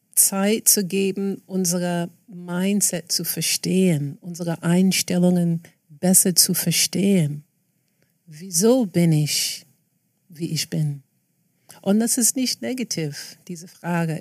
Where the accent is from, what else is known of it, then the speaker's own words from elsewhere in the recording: New York City, New York, United States; German is a second language; now in Berlin, Germany; ich bin aufgewachsen in Queens, New York